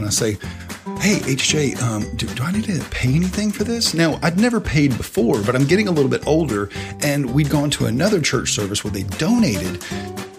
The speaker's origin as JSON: {"language": "English", "region": "the South", "country": "United States", "tie": "born or raised there", "said": "when you were growing up in the South"}